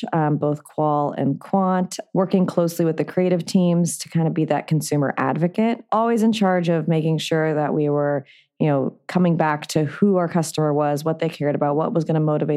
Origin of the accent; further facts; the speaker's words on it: Santa Monica, California, United States; also born or lived in New York; I'm actually from LA. I grew up in Santa Monica